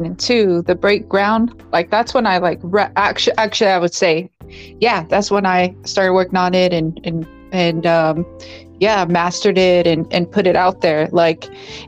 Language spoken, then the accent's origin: English; Bell Gardens, California, United States; first language English; also born or lived in Whittier, California; I was born in Bell Gardens, BG, Bell Gardens, California, on Astoria Street